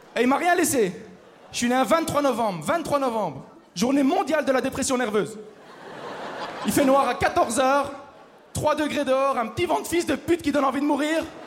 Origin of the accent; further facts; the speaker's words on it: Belgium; je viens de Belgique